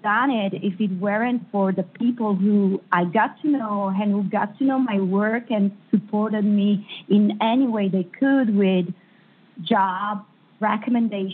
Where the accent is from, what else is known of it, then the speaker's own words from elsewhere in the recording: Italy; English is a second language; moved away as an adult; also born or lived in Hollywood; now in Los Angeles, United States; I come from Italy